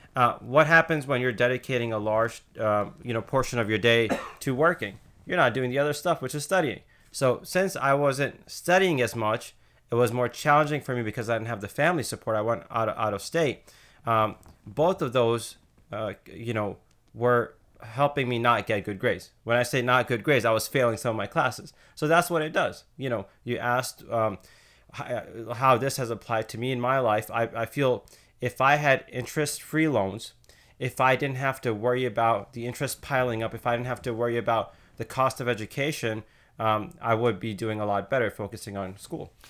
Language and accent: English; Connecticut, United States; moved away as an adult; also born or lived in Indiana; I grew up in Connecticut, um, small town